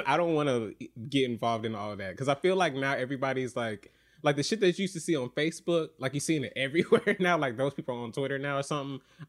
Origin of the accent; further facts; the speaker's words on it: Atlanta, Georgia, United States; now in New York, United States; I'm from Atlanta.